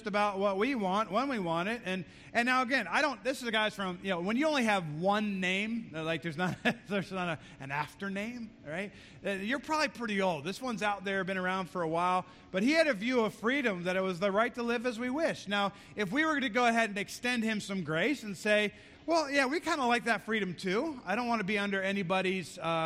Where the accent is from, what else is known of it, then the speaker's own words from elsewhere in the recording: United States; And as an American